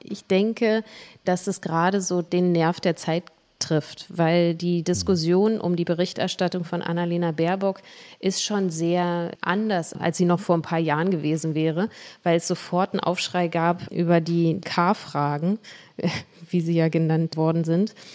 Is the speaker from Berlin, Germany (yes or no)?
yes; Berlin, Germany; in meiner Heimat in Berlin und in Marzahn